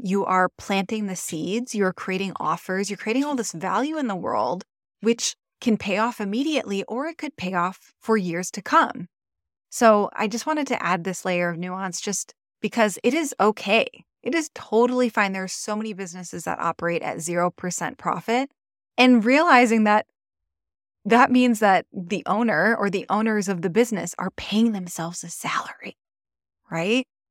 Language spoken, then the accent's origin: English; Michigan, United States; now in Maui, United States; I'm originally from Michigan, the Midwest